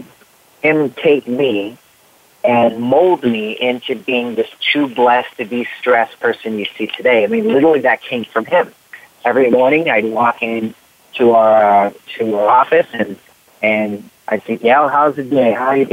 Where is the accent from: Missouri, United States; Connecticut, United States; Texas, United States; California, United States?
California, United States; Riverside; I was born in Riverside, California. So I was born and raised, and I mean, I've literally, like, lived only in California